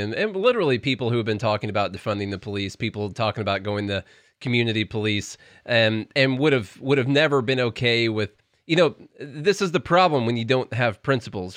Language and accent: English; Nashville, Tennessee, United States; we're from Nashville